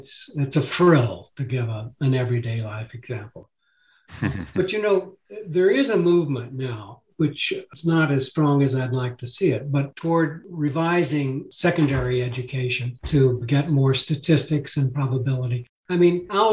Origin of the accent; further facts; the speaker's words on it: El Paso, Texas, United States; now in Tucson, United States; I grew up in El Paso